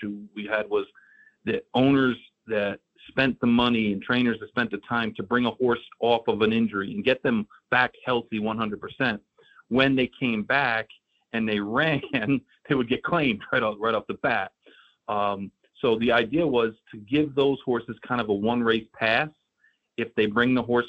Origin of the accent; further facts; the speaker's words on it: Saratoga Springs, New York, United States; now in South Florida, United States; I grew up in Saratoga